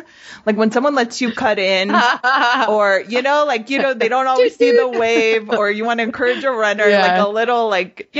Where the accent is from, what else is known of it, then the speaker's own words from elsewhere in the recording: Pico Rivera, California, United States; where I grew up in Pico